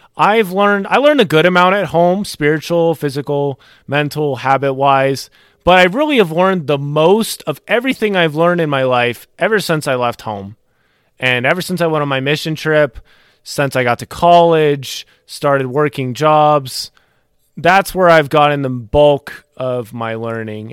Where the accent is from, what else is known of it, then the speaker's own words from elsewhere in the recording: North Carolina, United States; also born or lived in Maryland; I was born in Maryland. I li-, I moved to North Carolina when I was about ten years old